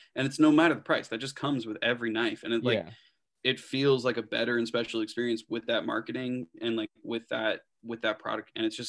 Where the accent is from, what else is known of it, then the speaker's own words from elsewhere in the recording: Indiana, United States; born there; I was born in Indiana.